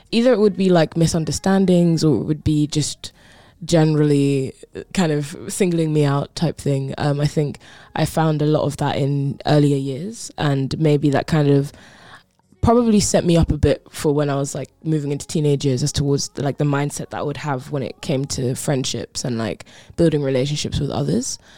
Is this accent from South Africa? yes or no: no; Croydon, London, United Kingdom; I grew up in Croydon, uh, which is South okay, London, okay.